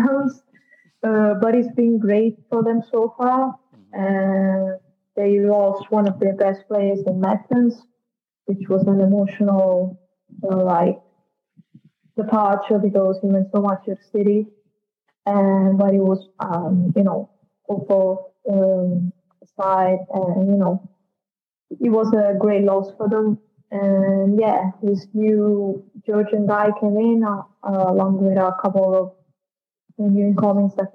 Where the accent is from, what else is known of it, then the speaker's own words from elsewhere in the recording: Naples, Campania, Italy; I was born and bred in Napoli, my hometown